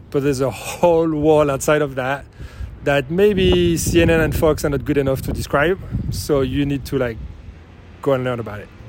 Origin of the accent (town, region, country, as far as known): France; moved away as an adult; also born or lived in Greece / United States; now in New York, United States